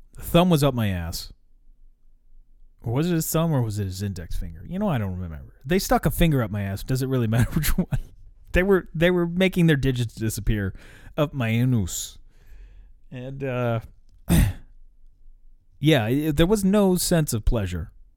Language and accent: English; United States; I'm American